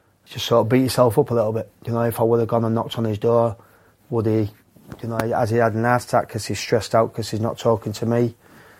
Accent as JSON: {"language": "English", "region": "Yorkshire and the Humber", "country": "United Kingdom", "said": "I'm a Yorkshireman"}